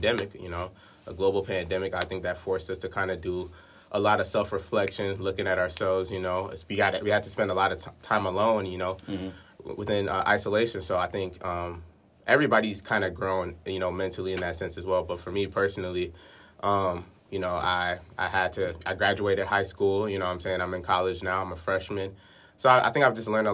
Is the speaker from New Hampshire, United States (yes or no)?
no; Brooklyn Park, Minnesota, United States; I'm here from Brooklyn Park, Minnesota. You know, Minneapolis repping all